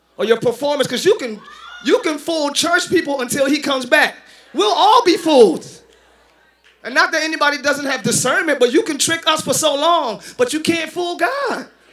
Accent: Philadelphia, Pennsylvania, United States; I'm from Philly

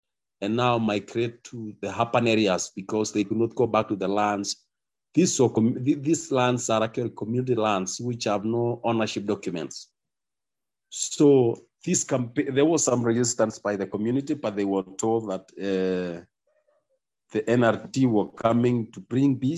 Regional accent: Baringo County, Kenya; from Baringo County in Kenya. I represent Baringo community, particularly a community called Tuken community. Where I come from, specifically, I come from Baringo North

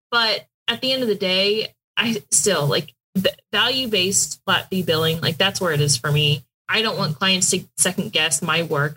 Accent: Houston, Texas, United States; moved away as an adult; also born or lived in Pikeville, Kentucky; I'm from Houston, very big city, and I went to college in Pikeville, Kentucky

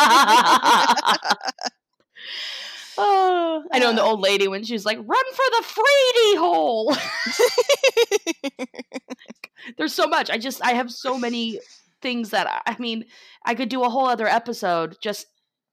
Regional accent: Florida, United States; we're both from Florida

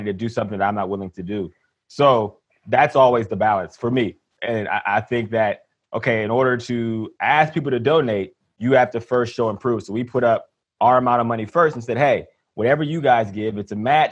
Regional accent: Pennsylvania, United States; moved away; also born or lived in Ohio; even though I'm from Pennsylvania, it's my second home.

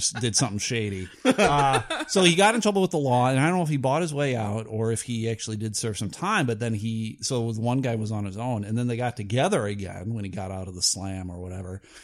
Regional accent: Buffalo, New York, United States; I grew up in Buffalo

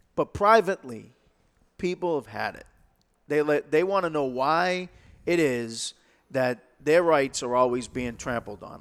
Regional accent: Lowell, Massachusetts, United States; I was born and brought up in Lowell

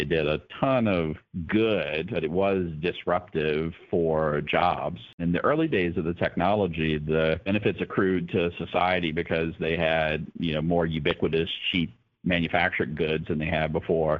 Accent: Campbell County, Virginia, United States; I grew up in Campbell County. I went to college at Lynchburg College

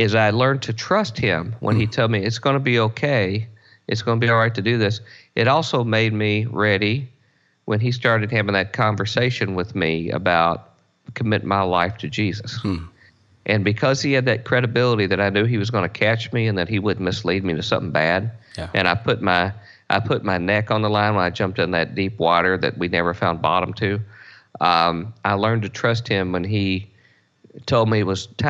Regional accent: Louisville, Kentucky, United States; I grew up in Louisville, Kentucky, in a blue-collar family

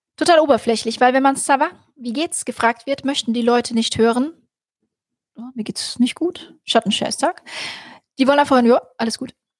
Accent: Rüsselsheim, Hesse, Germany; da habe ich in Rüsselsheim, da wo ich herkomme, Opelstadt habe ich im Hotel gearbeitet

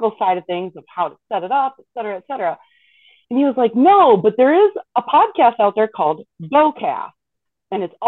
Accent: Wisconsin, United States; I grew up in Wisconsin, you know, the land of deer hunting

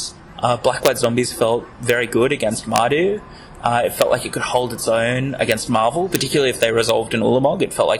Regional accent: Australia; I'm from Australia.

